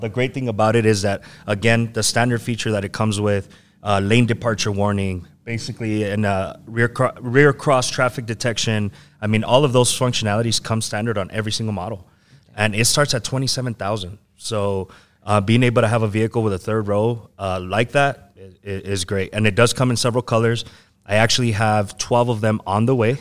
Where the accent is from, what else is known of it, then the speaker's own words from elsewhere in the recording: El Paso, Texas, United States; I'm from the Lower Valley. I was originally, uh, Bel Air area. So, um, yeah, I mean, I'm always here in El Paso